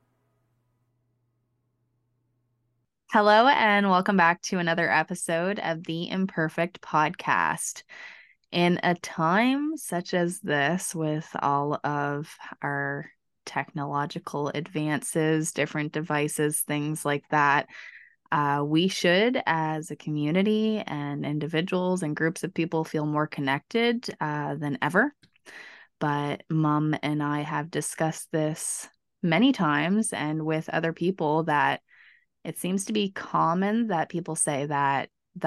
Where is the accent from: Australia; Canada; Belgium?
Canada; we're Canadian